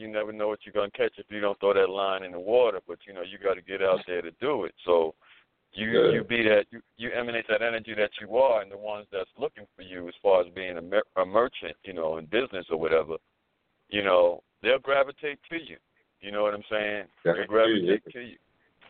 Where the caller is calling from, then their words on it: the Carolinas, United States; I'm calling from the Carolinas.